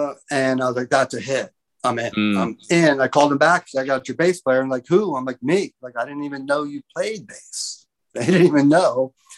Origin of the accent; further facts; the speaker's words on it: East Coast, United States; moved away; also born or lived in California / Arizona; I'm from the East Coast. I can pronounce it.